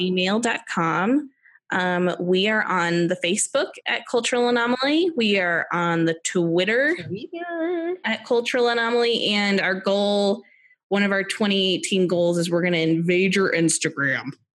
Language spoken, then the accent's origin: English; United States; as an American